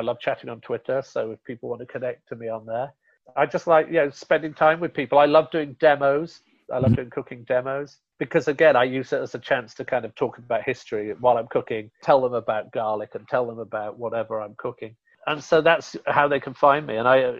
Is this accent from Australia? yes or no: no; India; And so even though I'm from India, I don't get people going, I just want to eat something so hot it's going to burn my mouth, because Indian food isn't like that.